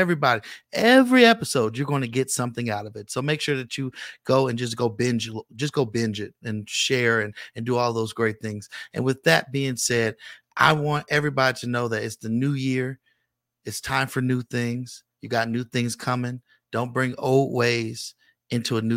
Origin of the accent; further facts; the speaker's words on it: Richmond, California, United States; now in Las Vegas, United States; I'm from the Bay Area. I'm from Richmond, California